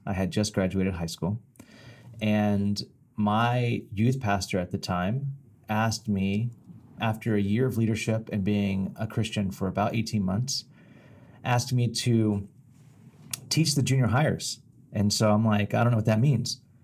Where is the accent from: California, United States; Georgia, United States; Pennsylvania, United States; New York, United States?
California, United States; Bakersfield; a long time in Bakersfield, my hometown